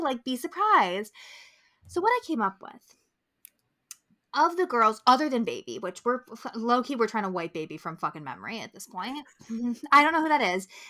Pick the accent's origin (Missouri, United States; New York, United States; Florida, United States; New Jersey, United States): New York, United States; Albany; growing up in New York